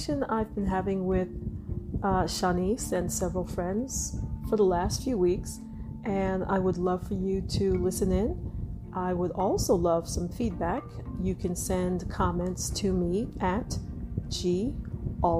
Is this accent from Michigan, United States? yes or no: no; New York City, New York, United States; also born or lived in Trinidad; my family came from Trinidad, moved to New York when I was 3. So I grew up in Brooklyn with my mom and dad and my older brother